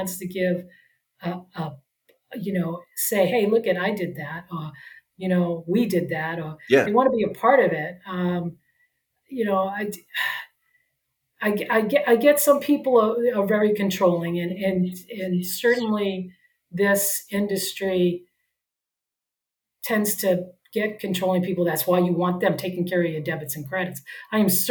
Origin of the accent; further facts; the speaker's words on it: New England, United States; now in San Diego, United States; I'm from the East Coast too. I'm from New England.